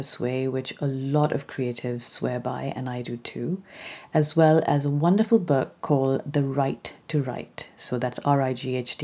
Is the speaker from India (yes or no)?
no; Pakistan; growing up in Pakistan, where creativity was always meant to be a hobby and not a career